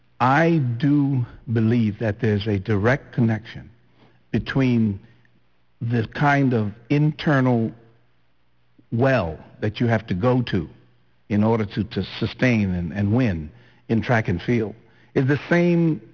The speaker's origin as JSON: {"language": "English", "town": "Flatts", "country": "Bermuda", "said": "In Warwick, I was from Flats"}